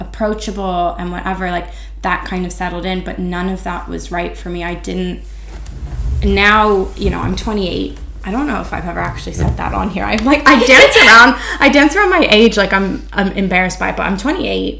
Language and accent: English; United States; as an American